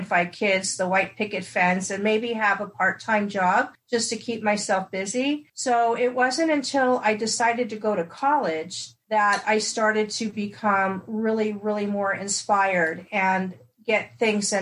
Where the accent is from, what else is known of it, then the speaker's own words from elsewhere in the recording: Los Angeles, California, United States; also born or lived in London, England; I was raised in Los Angeles, California